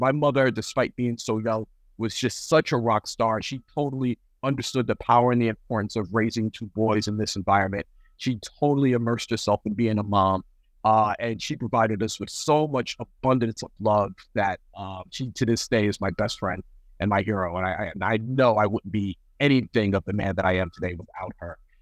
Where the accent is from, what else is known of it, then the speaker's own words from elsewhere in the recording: New York City, New York, United States; also born or lived in Western Massachusetts; now in Fresno, United States; Bronx born and raised